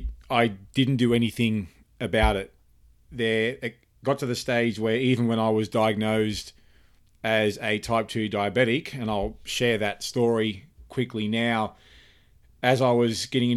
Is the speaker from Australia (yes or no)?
yes; Cairns, Queensland, Australia; also born or lived in Sydney / Canberra / Melbourne; Well, I was born in Sydney, Australia. I grew up in numerous places in Australia. Sydney, Canberra, Melbourne, and primarily I spent most of my life growing up in Cairns